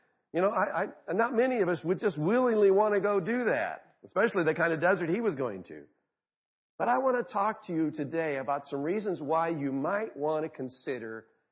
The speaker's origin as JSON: {"language": "English", "region": "Arizona", "country": "United States", "tie": "born or raised there", "said": "I grew up in Arizona"}